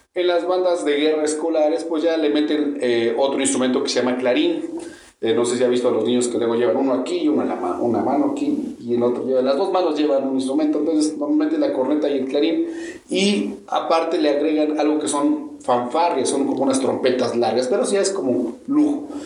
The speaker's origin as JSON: {"language": "Spanish", "country": "Mexico", "said": "acá en, en México, nosotros empezamos tocando sobre las bandas de guerra"}